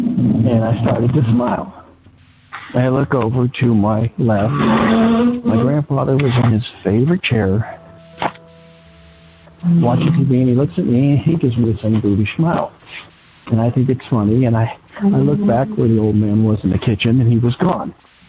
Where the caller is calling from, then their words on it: Cincinnati, Ohio, United States; I'm calling from Cincinnati, Ohio.